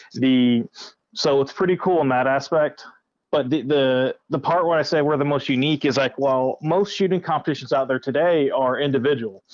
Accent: Currituck, North Carolina, United States; where I grew up was in Currituck, North Carolina

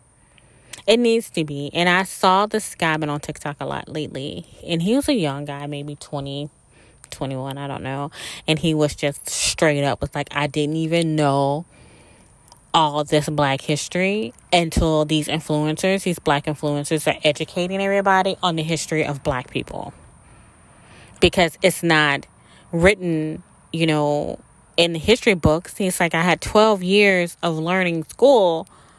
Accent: South Mississippi, United States; I grew up in South Mississippi

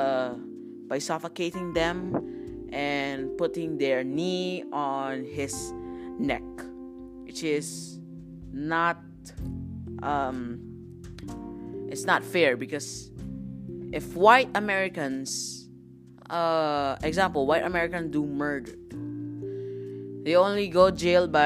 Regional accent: Philippines; moved away; my home country, which is the Philippines

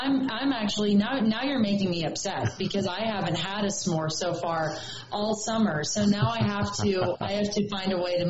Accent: California, United States; moved away; I'm a Californian born and raised.

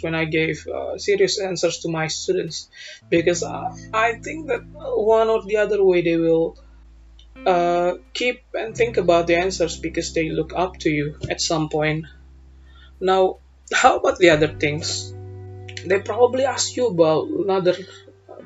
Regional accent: Indonesia; our national language, Bahasa

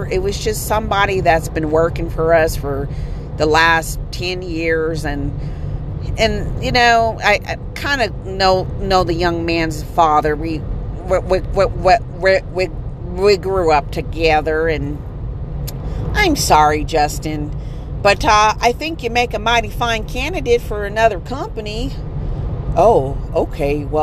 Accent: East St. Louis, Illinois, United States; also born or lived in Aurora, Colorado / Detroit; growing up in East St. Louis and having to move to to uh, Aurora, Colorado, and then going back to Detroit

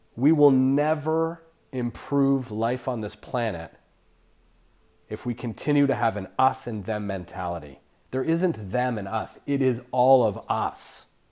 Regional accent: Canada; now in Los Barriles, Mexico; I'm Canadian

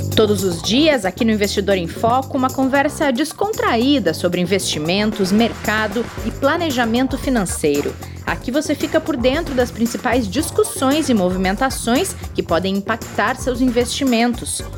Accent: Rio Grande do Sul, Brazil; accent: gaúcho; moved away as an adult; A gente deixou o Rio Grande do Sul há muitos anos, você 11 anos, eu 9 anos, mas é sempre presente na nossa vida e no nosso sotaque

